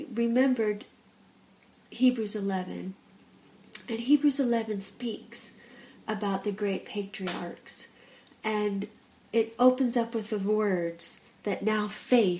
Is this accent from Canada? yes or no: no; United States; now in England, United Kingdom; I'm from America, and I live in England. And as soon as I speak, it is known by my accent that I'm not from England